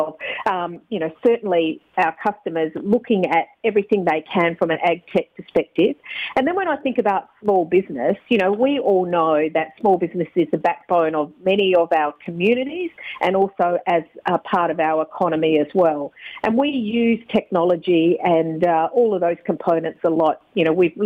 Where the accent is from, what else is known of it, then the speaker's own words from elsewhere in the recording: Country Western Australia, Australia; I'm from Country WA originally